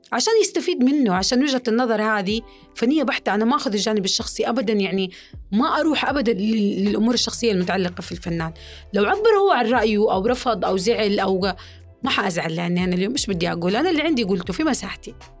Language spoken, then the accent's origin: Arabic; Saudi Arabia; نحن كجمهور سعودي